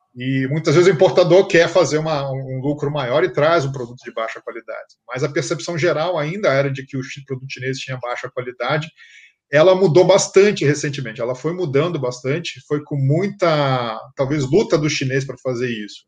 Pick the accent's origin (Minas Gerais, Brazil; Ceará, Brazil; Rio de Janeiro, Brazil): Rio de Janeiro, Brazil; moved away as an adult; now in São Paulo, Brazil; eu nasci no Rio, nasci carioca da Gema